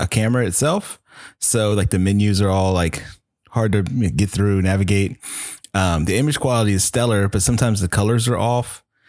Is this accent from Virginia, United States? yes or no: yes; Chesapeake, Virginia, United States; I'm from Chesapeake, Virginia